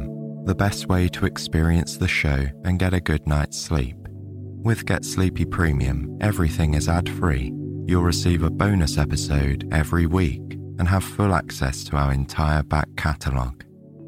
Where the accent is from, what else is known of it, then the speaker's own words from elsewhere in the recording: England, United Kingdom; my home country of England